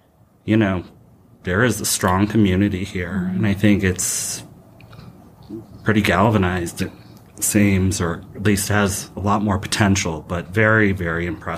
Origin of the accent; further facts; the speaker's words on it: Chicago, Illinois, United States; So I'm from Chicago